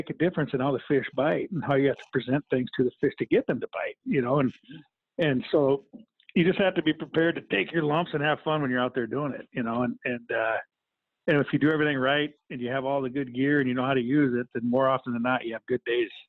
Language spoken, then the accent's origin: English; Midwest, United States; I grew up in the Midwest, so I have a level diamond plate casting deck